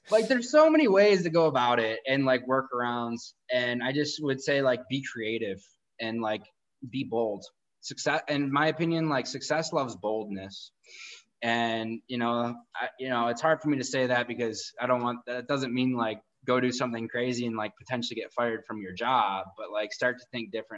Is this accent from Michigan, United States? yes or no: yes; outside of Detroit, Michigan, United States; where I grew up in outside of Detroit, all you did was go to school for 4 years and go work for GM or Ford